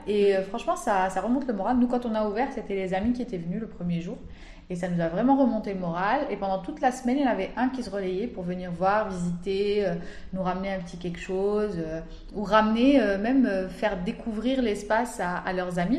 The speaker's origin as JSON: {"language": "French", "country": "Algeria", "said": "quand on est algérien, on vit ici, on grandit ici, on étudie ici"}